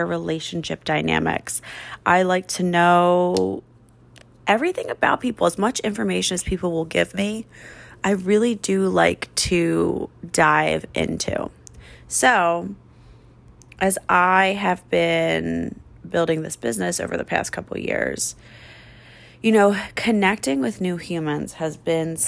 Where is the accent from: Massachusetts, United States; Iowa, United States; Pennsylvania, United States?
Pennsylvania, United States; Philadelphia; accent: trashy; moved away as an adult; now in Phoenix, United States; I'm from Philadelphia. I grew up on the East Coast. If you can't tell by the hints of a trashy accent that come out